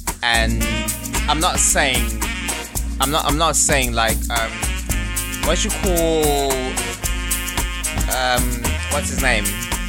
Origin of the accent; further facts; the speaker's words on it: Zimbabwe; No, I'm Zimbabwean.